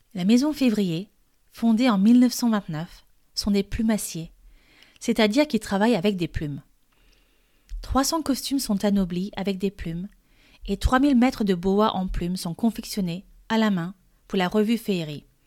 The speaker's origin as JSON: {"language": "French", "country": "France", "said": "je suis française et coach de français"}